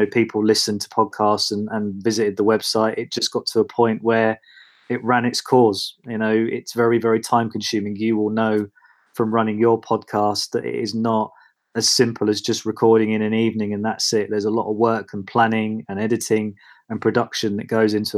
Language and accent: English; Watford, East of England, United Kingdom; I was working as a regional journalist in Watford, which is my hometown.